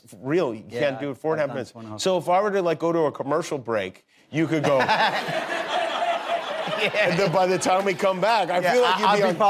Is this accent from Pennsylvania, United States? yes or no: no; Las Vegas, Nevada, United States; You know, I grew up in Las Vegas, so I'm one of those people who